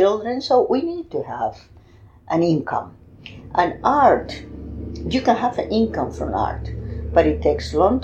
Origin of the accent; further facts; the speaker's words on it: Madrid, Community of Madrid, Spain; moved away as an adult; also born or lived in New Jersey; now in Miami, United States; Madrid. I'm from Madrid.